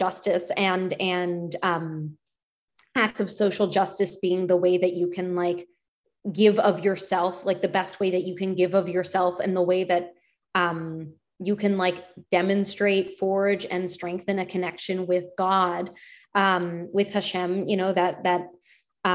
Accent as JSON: {"language": "English", "town": "Penn Valley", "region": "Pennsylvania", "country": "United States", "tie": "born or raised there", "said": "the synagogue that I grew up going to in Penn Valley."}